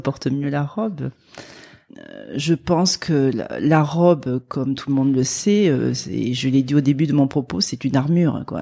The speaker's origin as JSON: {"language": "French", "country": "France", "accent": "accent chantant", "said": "mon petit accent chantant"}